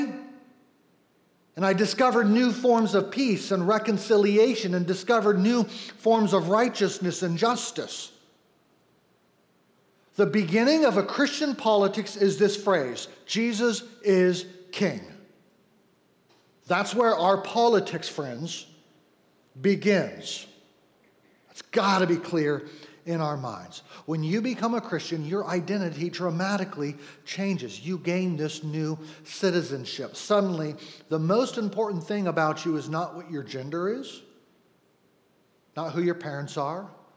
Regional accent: United States; I'm an American

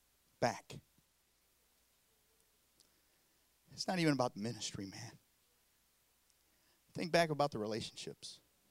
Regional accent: South Korea; accent: southern; Those that don't know, I know my southern accent. You're thinking, what's he talking about? I'm from South Korea.

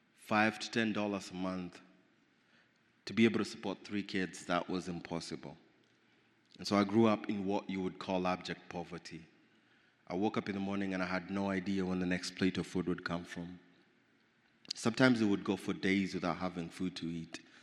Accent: Nairobi, Kenya; I grew up in Nairobi, Kenya

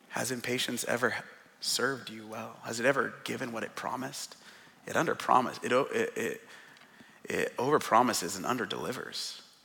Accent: Seattle, Washington, United States; now in Portland, United States; It's being born and raised in Seattle. I was born in the Central District

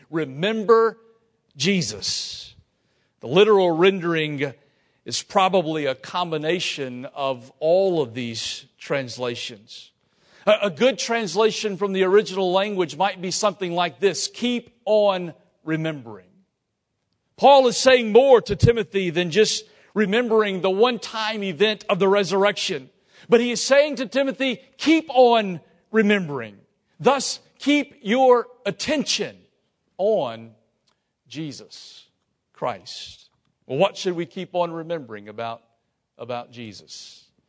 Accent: Lafayette, Louisiana, United States; I'm from Lafayette

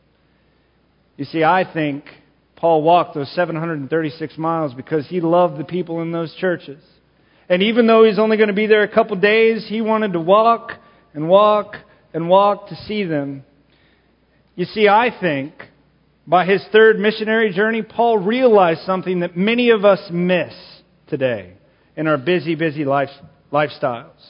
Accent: Texas, United States; I'm from Texas

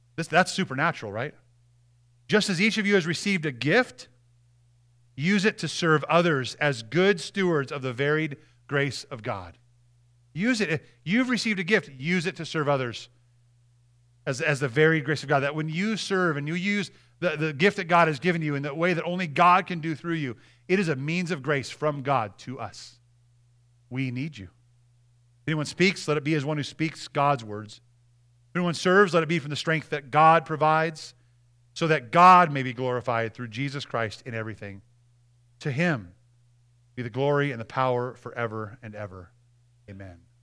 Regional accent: Montana, United States; I'm from Montana

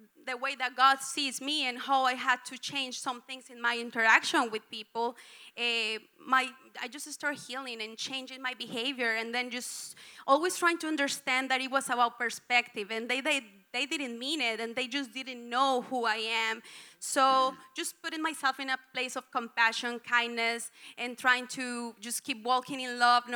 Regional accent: Colombia; English is a second language; moved away as an adult; I came from Colombia 4 years ago

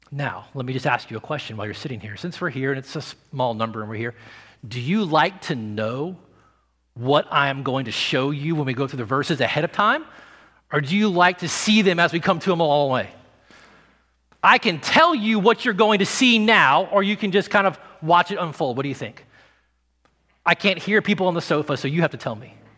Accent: the South, United States; I grew up in the South

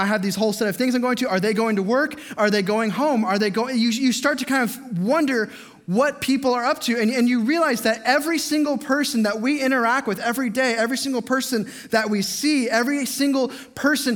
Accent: Las Vegas, Nevada, United States; moved away; I grew up in Las Vegas

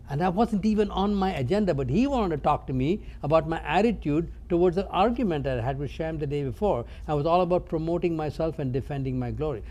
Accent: India; I grew up in India, uh, not from a Christ following background

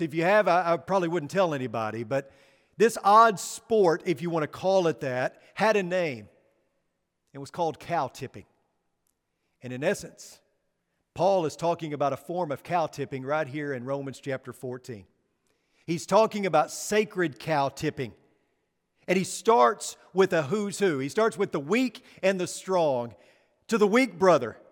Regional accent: Northeast Arkansas, United States; moved away; growing up in Northeast Arkansas

